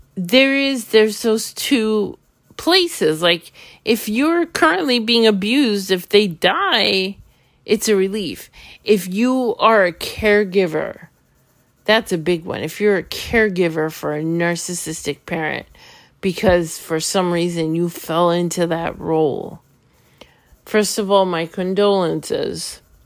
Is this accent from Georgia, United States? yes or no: no; New York City, New York, United States; moved away as an adult; now in Florida, United States; I'm from New York City.